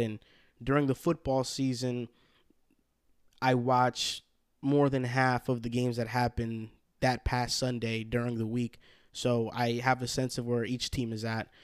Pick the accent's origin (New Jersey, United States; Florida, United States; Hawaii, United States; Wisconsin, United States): New Jersey, United States; Hackensack; accent: New Yorkish; we would all claim Hackensack, New Jersey as their hometown